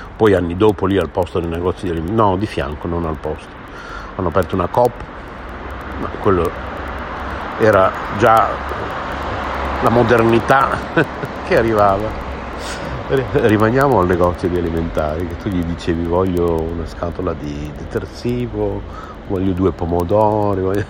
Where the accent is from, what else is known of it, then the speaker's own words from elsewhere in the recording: San Lazzaro di Savena, Emilia-Romagna, Italy; also born or lived in Bologna; io sono nato a Bologna nel 1966